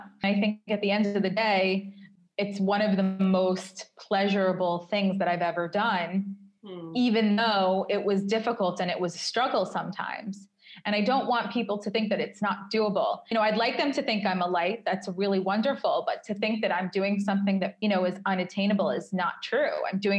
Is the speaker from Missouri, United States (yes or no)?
no; New York, United States; now in Tel Aviv, Israel; if I go on a date with someone from Tel Aviv and they say, where are you from? And I say New York, they get personally angry that I had the audacity to leave New York